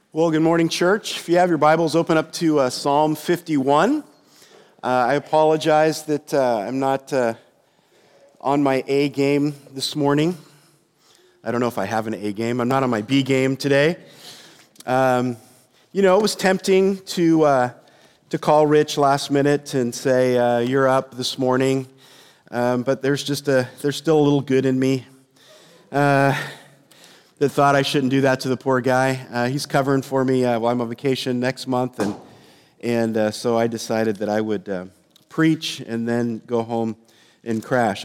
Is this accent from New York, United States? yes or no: no; San Jose, California, United States; when I was a kid, uh, growing up in the Bay Area in San Jose